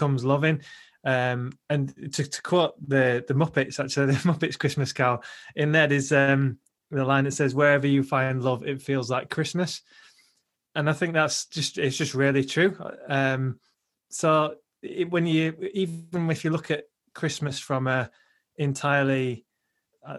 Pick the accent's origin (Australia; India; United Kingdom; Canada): United Kingdom; Bradford, Yorkshire and the Humber; also born or lived in Huddersfield; Bradford's, I guess, my hometown, really. I was born in Huddersfield, but I've grown up in Bradford.